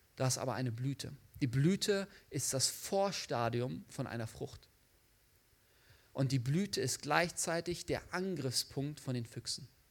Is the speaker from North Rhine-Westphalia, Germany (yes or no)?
yes; the Bielefeld area, North Rhine-Westphalia, Germany; moved away; Ich komme eigentlich da aus der Gegend von Bielefeld.